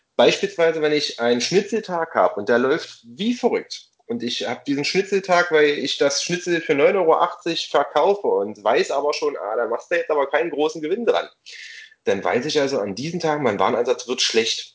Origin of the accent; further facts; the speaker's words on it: East Germany, Germany; Erlebe ich als gebürtiger Ossi